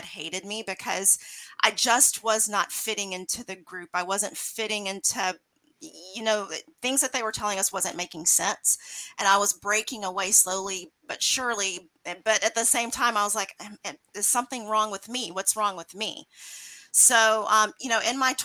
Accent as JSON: {"language": "English", "region": "Mississippi", "country": "United States", "tie": "born or raised there", "moved": "yes", "lives_now": "Lake Jackson, United States", "said": "I grew up in Mississippi, and it was in a very religious household."}